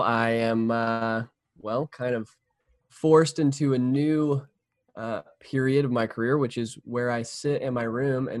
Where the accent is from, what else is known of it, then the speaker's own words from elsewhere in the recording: Atlanta, Georgia, United States; But I'm a filmmaker. Documentaries are my specialty. And I'm from Atlanta.